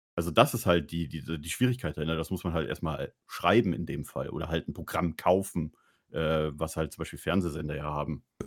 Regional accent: Bavaria, Germany; moved away; ich komme aus Bayern

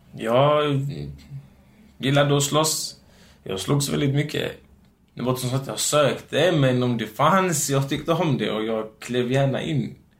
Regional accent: Gothenburg, Västra Götaland, Sweden; first language Romani; Swedish is a second language; also born or lived in Biskopsgården; Jag är från Göteborg, Hisingen

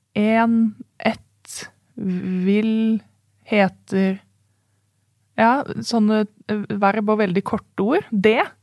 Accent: Oslo, Norway; also born or lived in Bærum; Jeg er jo født i Bærum, så da er jeg en bæring. Ja. Men jeg kommer fra Oslo.

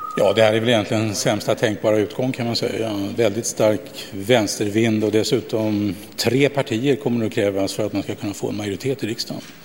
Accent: Värmland, Sweden; säger jag som värmlänning som växte upp.

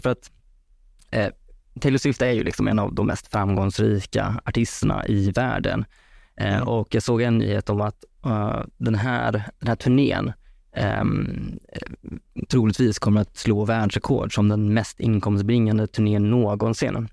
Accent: Vara, Västra Götaland, Sweden; now in Stockholm, Sweden; Jag kommer från Vara i Skaraborg så att eh, jag har flyttat upp hit till, till storstan nu.

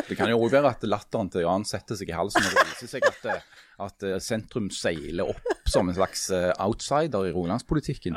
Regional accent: Stokka, Rogaland, Norway; Jeg kommer fra Stokka

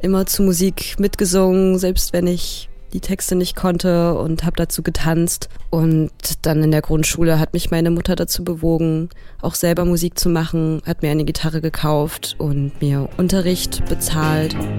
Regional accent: Erfurt, Thuringia, Germany; moved away as an adult; now in Berlin, Germany; in meiner Heimatstadt Erfurt

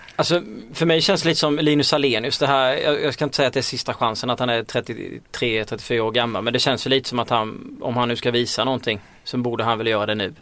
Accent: Småland, Sweden; now in Stockholm, Sweden; jag är ju själv från Småland

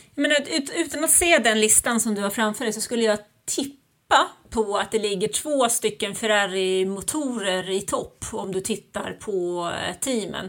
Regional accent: Sweden; moved away; also born or lived in Germany; jag är ju född och uppvuxen i Sverige

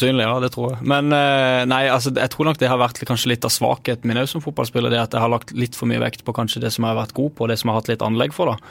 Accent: Sørlandet, Southern Norway, Norway; jeg er jo fra Sørlandet

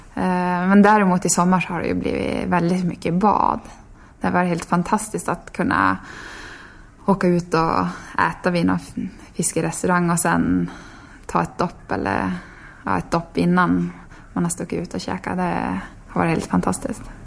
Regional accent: Tärendö, Norrbotten County, Sweden; born or raised there; now in Sundsvall, Sweden

